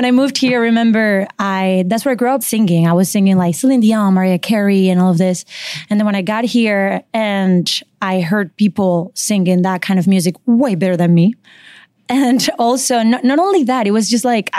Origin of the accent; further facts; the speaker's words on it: Margarita Island, Nueva Esparta, Venezuela; moved away as an adult; also born or lived in Boston; now in New York, United States; I'm from Margarita Island in Venezuela